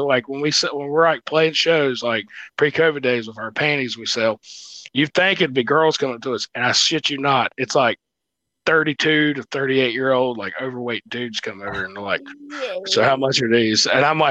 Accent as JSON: {"language": "English", "region": "North Carolina", "country": "United States", "said": "we come from North Carolina."}